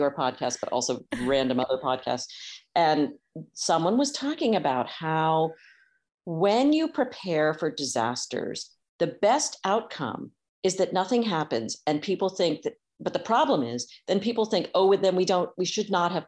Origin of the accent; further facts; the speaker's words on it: North Carolina, United States; I grew up in North Carolina.